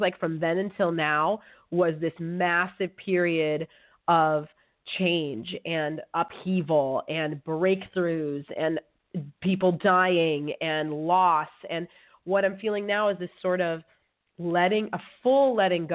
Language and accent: English; California, United States; moved away as an adult; now in Amsterdam, Netherlands; I'm from California. I'm a California girl.